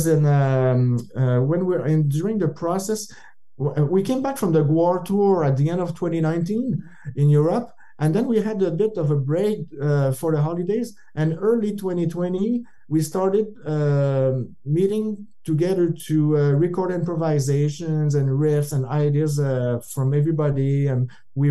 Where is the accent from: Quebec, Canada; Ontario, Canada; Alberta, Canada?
Quebec, Canada; Northern; where we grew up in Northern Quebec